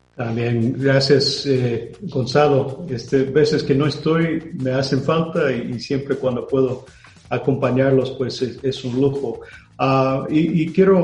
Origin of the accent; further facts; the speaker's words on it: United States; Spanish is a second language; moved away; yo soy de Estados Unidos